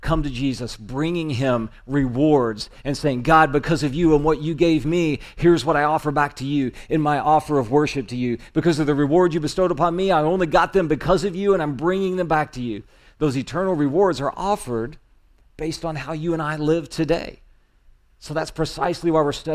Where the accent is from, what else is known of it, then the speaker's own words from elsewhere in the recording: Indiana, United States; It's in my home state